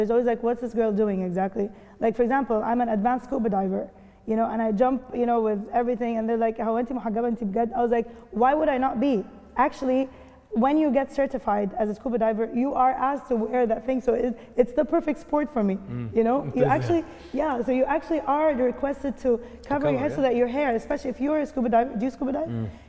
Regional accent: Kuwait; now in Dubai, United Arab Emirates; I mean, I grew up in the Gulf, so I know. In Kuwait, it's also different

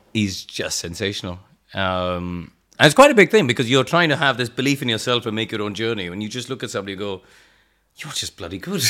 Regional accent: India; moved away as an adult; also born or lived in England; I grew up in India, um, but in a motorsport family

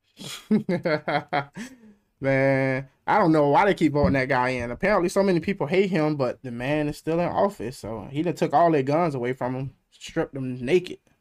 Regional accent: United States; being American

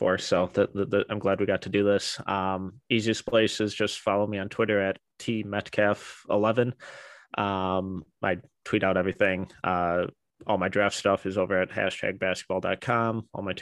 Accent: Milwaukee, Wisconsin, United States; the Bucks are technically my hometown team

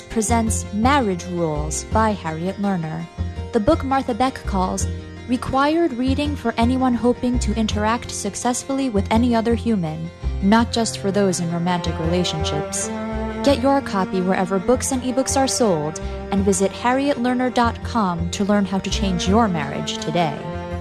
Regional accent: Paraguay; moved away; I grew up in Paraguay, well, my younger years, a third world country

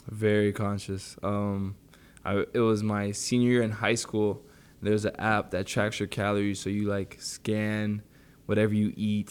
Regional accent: Toronto, Ontario, Canada; moved away; I grew up in Warren and Finch

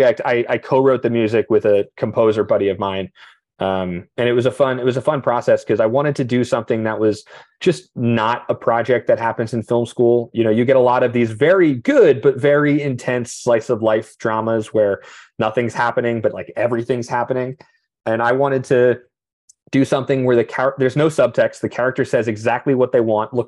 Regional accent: New Jersey, United States; I'm from New Jersey

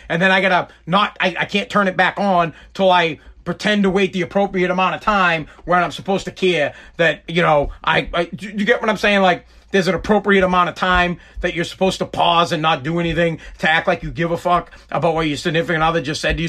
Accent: United States; I am just an American

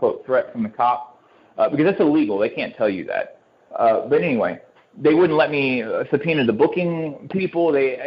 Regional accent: Houston, Texas, United States; I'm from Houston

